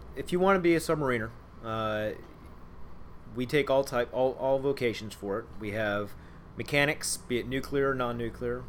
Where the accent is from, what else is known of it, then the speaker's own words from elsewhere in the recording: Cincinnati, Ohio, United States; moved away as an adult; also born or lived in Pearl Harbor, Hawaii / Millington, Tennessee; now in Groton, United States; I'm from Cincinnati